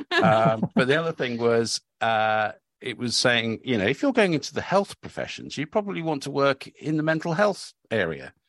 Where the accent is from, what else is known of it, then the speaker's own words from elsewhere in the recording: Cambridge, East of England, United Kingdom; when I was an idealistic teenager growing up in Cambridge